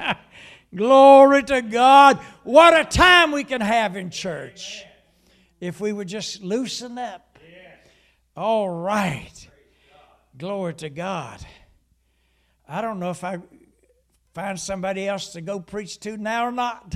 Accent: Huntington, West Virginia, United States; I was about fifteen, maybe sixteen years old, and I came home, and I lived in the city of Huntington

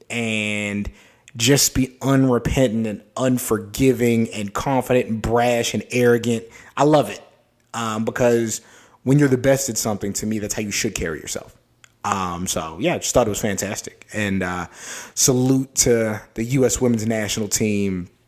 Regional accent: United States; we're Americans

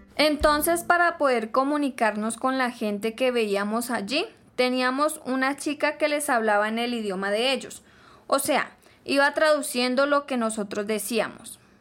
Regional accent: Caquetá, Colombia; Venimos de Colombia, del Caquetá

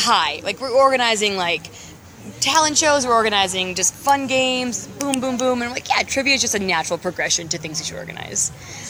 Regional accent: Connecticut, United States; moved away; I'm from Connecticut.

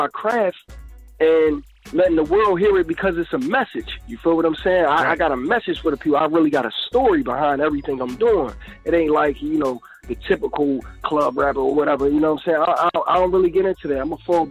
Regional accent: Philadelphia, Pennsylvania, United States; I'm from Philadelphia. Pennsylvania

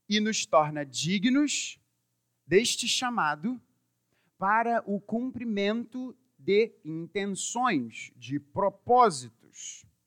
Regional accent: Brazil; eu que sou brasileiro

